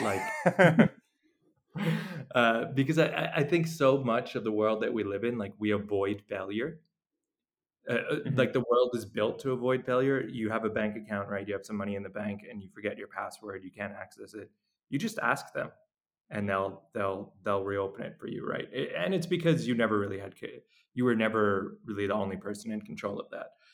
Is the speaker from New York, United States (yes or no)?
yes; New York, United States; moved away as an adult; now in El Salvador; I I'm from New York, so I was in New York when uh, when the pandemic started